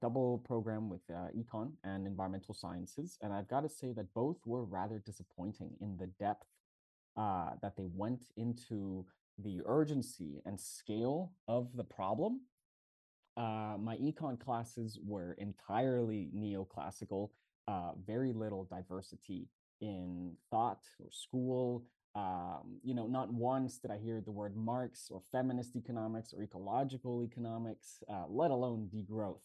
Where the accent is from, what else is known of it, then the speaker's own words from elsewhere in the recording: Mexico City, Mexico; moved away as an adult; also born or lived in Montreal, Canada; now in Barcelona, Spain; I'm from Mexico City, Mexico